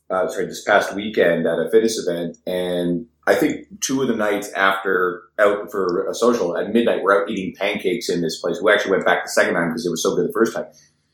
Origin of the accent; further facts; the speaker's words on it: Newfoundland and Labrador, Canada; now in Edmonton, Canada; We're in Edmonton. I'm originally from Newfoundland.